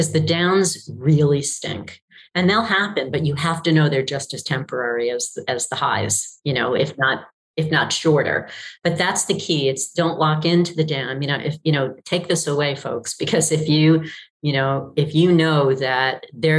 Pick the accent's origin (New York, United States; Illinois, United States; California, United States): New York, United States; I grew up in New York